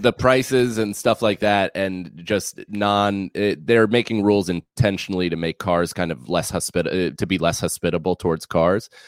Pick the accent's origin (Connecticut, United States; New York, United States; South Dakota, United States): New York, United States; outside New York City, United States; moved away; I was born in New York City, I was raised outside of the city, but would constantly come in because my father was, uh, w, has, has worked in the city my entire life.